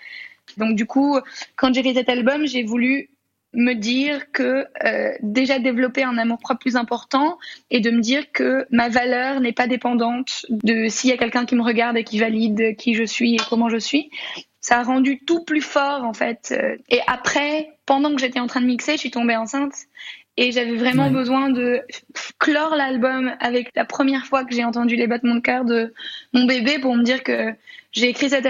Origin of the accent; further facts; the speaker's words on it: France; also born or lived in Congo; je suis une petite Française qui habitait le Congo.